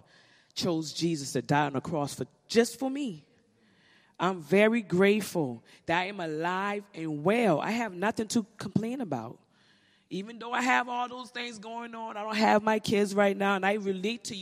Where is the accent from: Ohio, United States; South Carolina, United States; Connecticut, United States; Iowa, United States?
South Carolina, United States; Charleston; I am from South Carolina, Charleston, South Carolina, exact.